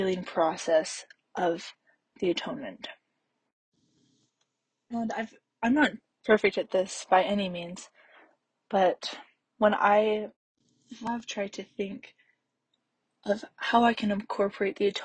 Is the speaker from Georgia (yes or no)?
no; Canada; also born or lived in Salt Lake City, Utah; now in Provo, United States; I'm originally from Canada, but my family lives in Salt Lake City right now